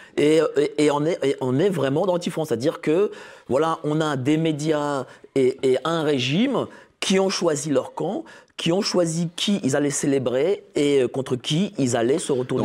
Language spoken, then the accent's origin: French; Poland; En tant que Polonais